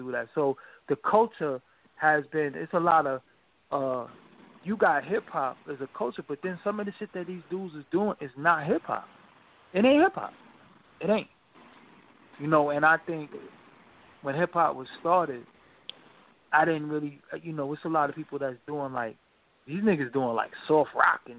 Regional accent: New York City, New York, United States; Growing up in New York City

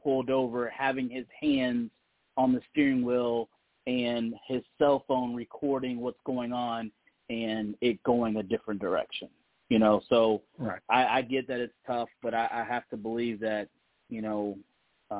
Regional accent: Detroit, Michigan, United States; now in Columbus, United States; I'm originally from Detroit

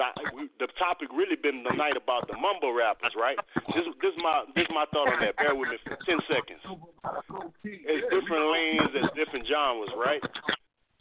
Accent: the South, United States; I'm from the South.

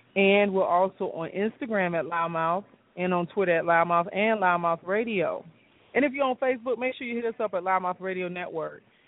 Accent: Chicago, Illinois, United States; now in Atlanta, United States; I'm from Chicago

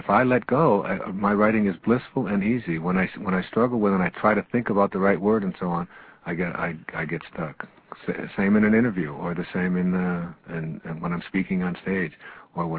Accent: Detroit, Michigan, United States; When I was a young boy in the ninth grade at Denby High School on the east side of Detroit

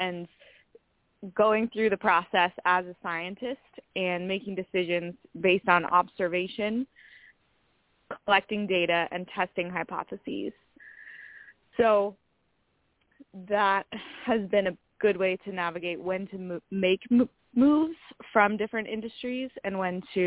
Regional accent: Minnesota, United States; now in San Diego, United States; I grew up in Minnesota

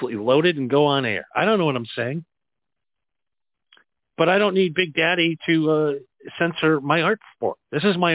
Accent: Wisconsin, United States; growing up in Wisconsin

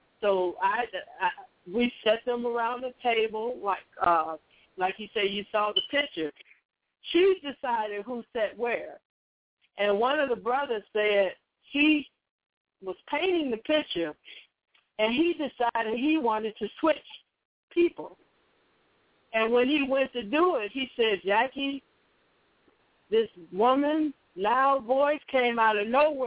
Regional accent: Chicago, Illinois, United States; I was born and raised in Chicago

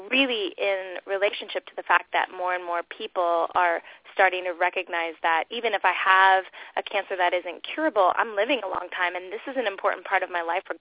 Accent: California, United States; I'll date myself by that, and also I came from Southern California, but I love that word rad.

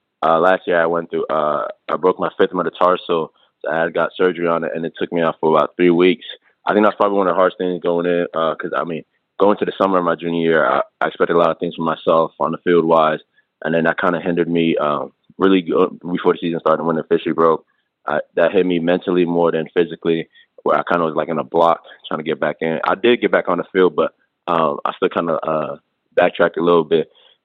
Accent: Minnesota, United States; also born or lived in Accra, Ghana / Attleboro, United States / Snellville, United States / Bronx, United States; I was born in Accra, Ghana. I moved to the U.S. when I was about four. I first moved to Minnesota, where I live with my uncle, my mom, and my sister.

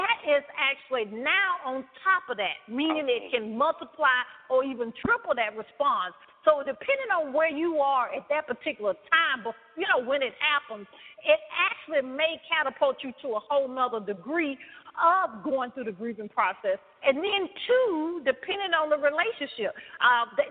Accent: the South, United States; I'm from the South, as you can tell

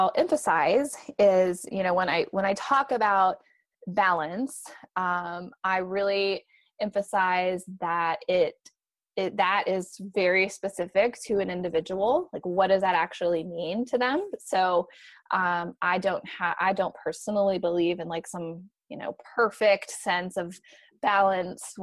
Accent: Michigan, United States; moved away as an adult; now in Raleigh, United States; I'm originally from Michigan

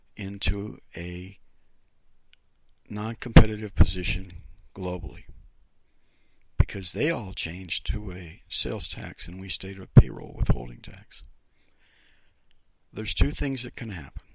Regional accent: Youngstown, Ohio, United States; now in Lansing, United States; I'm from, my hometown is Youngstown, Ohio

